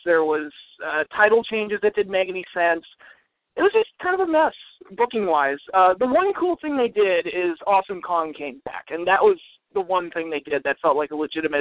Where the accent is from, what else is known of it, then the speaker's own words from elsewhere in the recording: United States; as an American fan